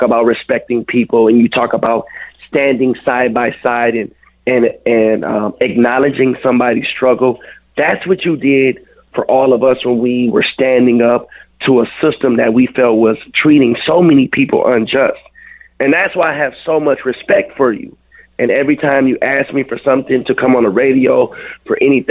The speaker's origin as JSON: {"language": "English", "town": "Minneapolis", "region": "Minnesota", "country": "United States", "tie": "born or raised there", "said": "I grew up on 26th and Cedar. So I spent a lot of my time growing up in Little Earth."}